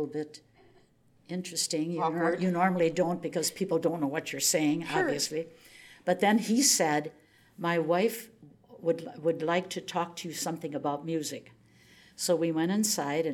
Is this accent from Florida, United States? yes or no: no; Oshkosh, Wisconsin, United States; I'm this kid from Oshkosh, Wisconsin.